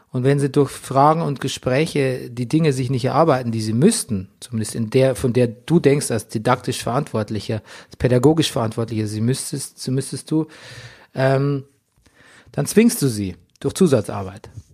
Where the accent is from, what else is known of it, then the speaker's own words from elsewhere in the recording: Lower Bavaria, Germany; auf dem Dorf bezogen, in Niederbayern, wo ich aufgewachsen bin